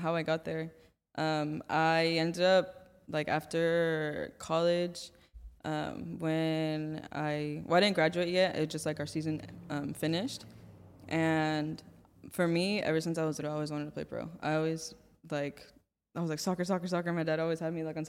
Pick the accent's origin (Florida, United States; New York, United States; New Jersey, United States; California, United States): California, United States; Santa Clarita; I'm from Santa Clarita